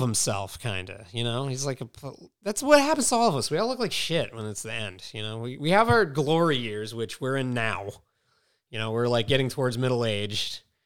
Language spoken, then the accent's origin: English; Mystic, Connecticut, United States; I grew up in Mystic where there's just mad seafood everywhere